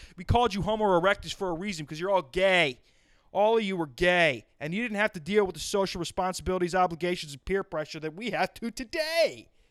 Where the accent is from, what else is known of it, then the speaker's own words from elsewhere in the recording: South Dakota, United States; moved away as an adult; also born or lived in Madison, South Dakota; now in New Jersey, United States; I grew up in South Dakota